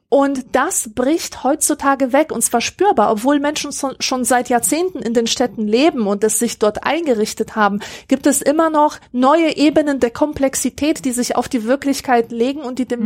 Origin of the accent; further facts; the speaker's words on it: Germany; bei uns in Deutschland